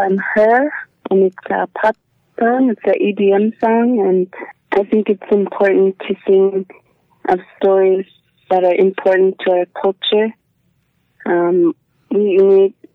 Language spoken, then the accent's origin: English; Igloolik, Nunavut, Canada; I was born in Iglulik and I am from Senekiluk, Nunavut